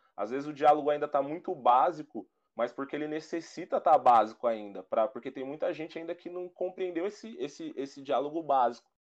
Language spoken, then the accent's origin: Portuguese; Brazil; eu aqui sou brasileiro e me acho branco